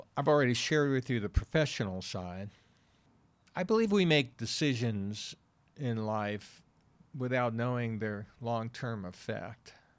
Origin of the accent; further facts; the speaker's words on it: New York City, New York, United States; moved away as an adult; also born or lived in Wilkes-Barre, Pennsylvania; I'm from New York City, born and raised